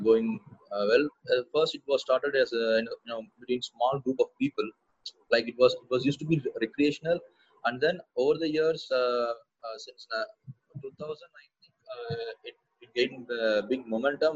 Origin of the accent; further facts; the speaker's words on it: Coimbatore, Tamil Nadu, India; my hometown is Coimbatore. It's a town, it's a small town in southern India.